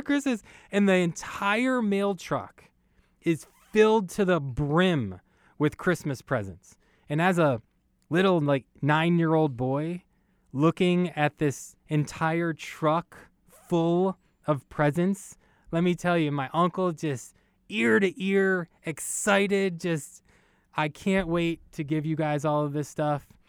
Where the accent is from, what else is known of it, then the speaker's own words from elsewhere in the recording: New York City, New York, United States; moved away; I was born in Brooklyn and Brooklyn, New York.